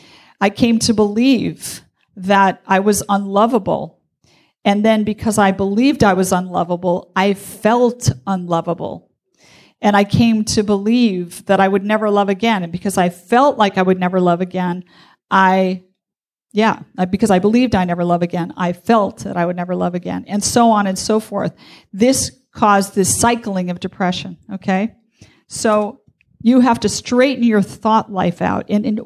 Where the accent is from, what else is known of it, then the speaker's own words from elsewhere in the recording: Wisconsin, United States; I was from Wisconsin.